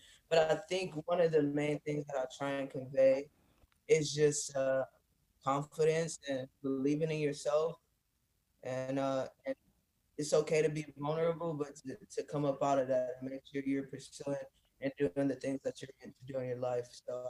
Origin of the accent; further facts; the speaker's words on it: California, United States; also born or lived in Detroit, Michigan / San Diego / Los Angeles; I grew up majority in California, but okay. like I said, I also grew up in Detroit, and that's where I'm originally from.